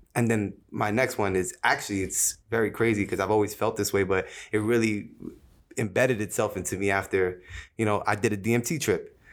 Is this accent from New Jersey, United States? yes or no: yes; Jersey City, New Jersey, United States; Being born and raised in Jersey City, New Jersey, uh, shout out to two oh one